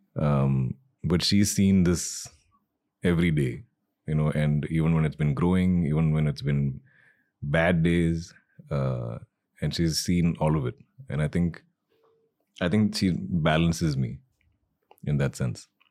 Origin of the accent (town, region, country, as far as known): Malayali, Kerala, India